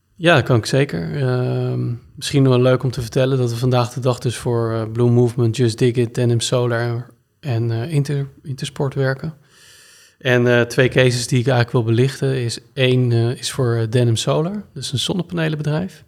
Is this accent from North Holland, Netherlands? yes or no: yes; Blaricum, North Holland, Netherlands; also born or lived in Naarden; Ik ben geboren in Naarden, in het ziekenhuis. En ik ben opgegroeid in uh, Blarikum.